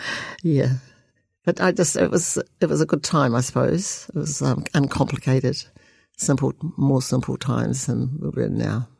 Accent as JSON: {"language": "English", "town": "Dunedin", "region": "Otago", "country": "New Zealand", "tie": "born or raised there", "said": "I was born and bred in Dunedin."}